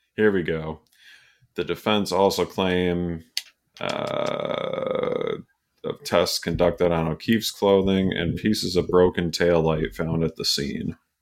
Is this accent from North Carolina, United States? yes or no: no; Canajoharie, New York, United States; We had Iroquois Lanes and Candajahary where I grew up.